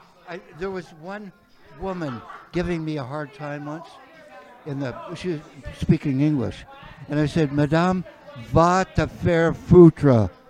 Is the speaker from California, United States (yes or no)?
yes; Red Bluff, California, United States; now in Minnesota, United States; Know where I was born? In California, but you know what? Red Bluff.